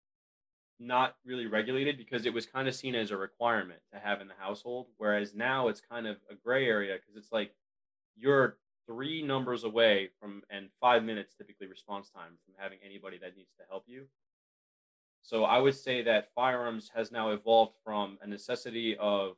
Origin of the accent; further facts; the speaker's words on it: New York, United States; I grew up in New York